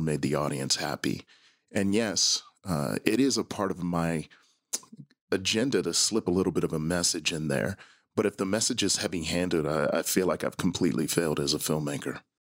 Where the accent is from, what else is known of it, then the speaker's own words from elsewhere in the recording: Milwaukee, Wisconsin, United States; I grew up in Milwaukee, Wisconsin, in the zip code five three two oh six.